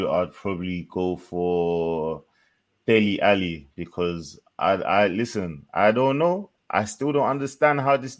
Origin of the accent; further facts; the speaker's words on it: Jamaica; as a Jamaican